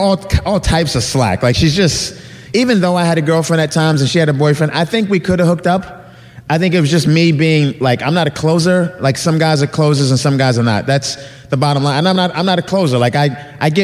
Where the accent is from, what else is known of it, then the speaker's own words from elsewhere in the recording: New York, United States; now in Los Angeles, United States; I live in Los Angeles. I'm from New York, and I go back to New York quite often